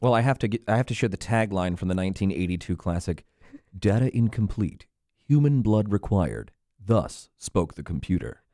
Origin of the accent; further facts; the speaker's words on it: Orlando, Florida, United States; the privileged kid growing up in Orlando